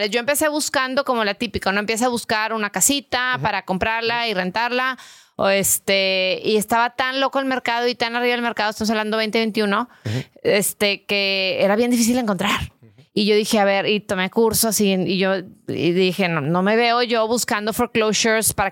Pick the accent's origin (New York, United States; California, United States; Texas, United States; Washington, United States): Texas, United States; Brownsville; born there; yo nací en Brownsville.